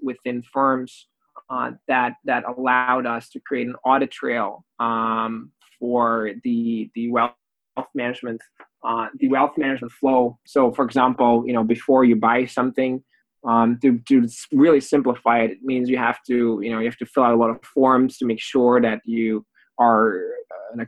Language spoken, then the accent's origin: English; Belgium; moved away; also born or lived in Oxford; I'm originally from Belgium.